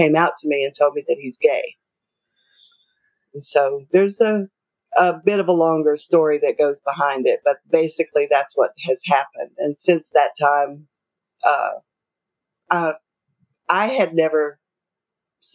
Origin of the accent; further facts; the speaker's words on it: the South, United States; Both of us were raised, we're from the South, and we're both from extremely conservative families